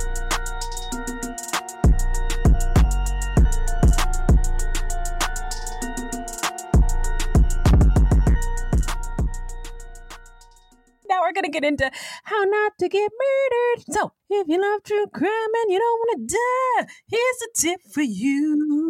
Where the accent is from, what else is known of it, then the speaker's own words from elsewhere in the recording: Bay Area, California, United States; moved away; also born or lived in Spokane; I grew up in the Bay Area